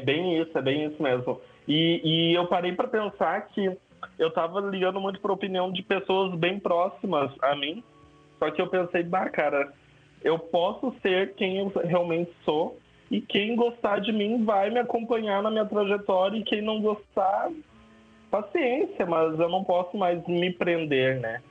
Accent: São Leopoldo, Rio Grande do Sul, Brazil; Sou de São Leopoldo

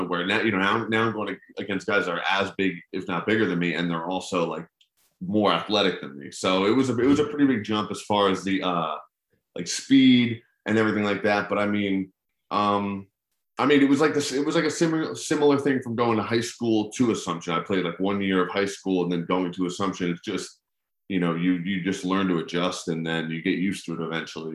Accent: New Jersey, United States; I'm from Central Jersey

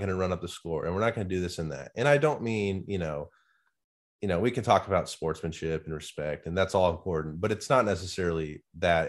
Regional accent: Nebraska, United States; moved away; growing up in Nebraska

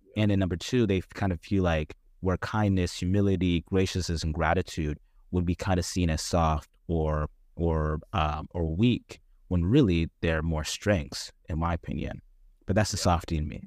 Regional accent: Dallas, Texas, United States; where we come from from Dallas

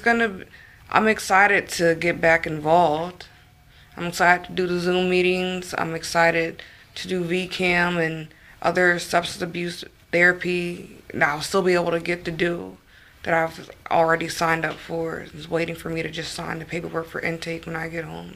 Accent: Northern Virginia, United States; I'm from Northern Virginia

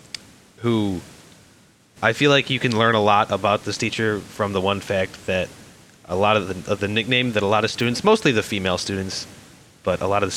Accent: Chicago, Illinois, United States; I'm from Chicago

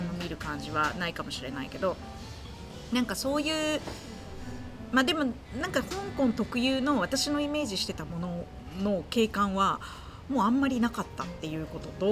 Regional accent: Kansai, Japan; 私も関西

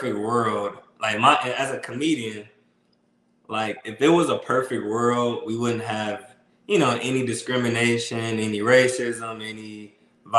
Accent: Toledo, Ohio, United States; also born or lived in Columbus, Ohio; I'm from Toledo. So I'm from the mud, Toledo.

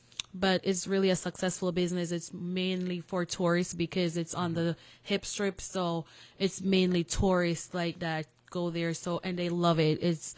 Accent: Jamaica; now in New York City, United States; I'm Jamaican

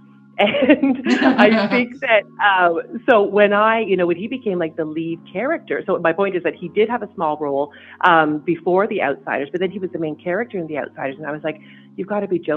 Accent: Canada; I'm from Canada

